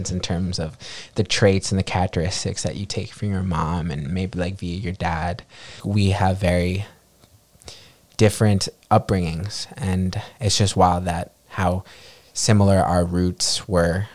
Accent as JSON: {"language": "English", "town": "New York City", "region": "New York", "country": "United States", "tie": "born or raised there", "also_born_or_lived": "Ica, Peru", "said": "I was brought to New York City. And that is where I spent my childhood, and that is where I currently reside"}